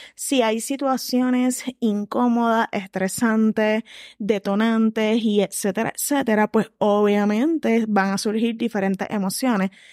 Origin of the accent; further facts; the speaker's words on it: Puerto Rico; como personas puertorriqueñas